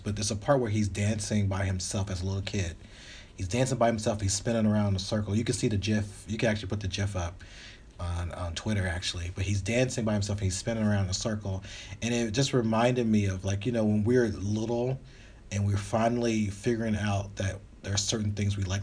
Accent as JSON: {"language": "English", "region": "the South", "country": "United States", "moved": "yes", "lives_now": "Los Angeles, United States", "said": "I'm from the South, but I'm"}